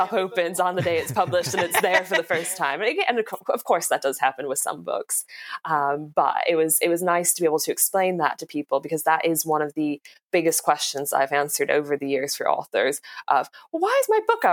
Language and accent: English; United States; now in London, United Kingdom; I'm from America